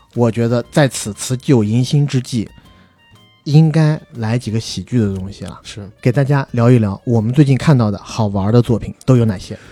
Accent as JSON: {"language": "Chinese", "country": "China", "tie": "born or raised there", "moved": "as an adult", "said": "我们在成年之前，基本上都是在国内长大的孩子"}